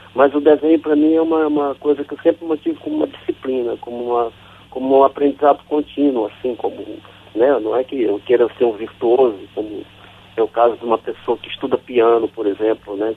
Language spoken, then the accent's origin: Portuguese; São Luís, Maranhão, Brazil; moved away as an adult; also born or lived in São Bento, Maranhão; now in Rio de Janeiro, Brazil; desde pequeno, né, já saí de São Bento de Bacurituba e fui para São Luís, depois de São Luís eu vim para o Rio